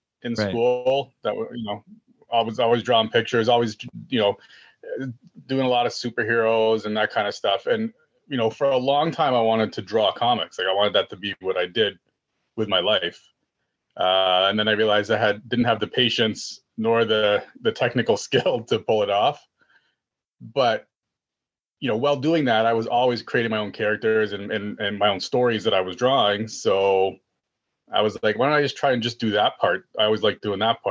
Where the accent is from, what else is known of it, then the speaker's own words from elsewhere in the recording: Brampton, Ontario, Canada; I'm from a place called Brampton, Ontario. So just outside of Toronto. Pretty much lived my whole life here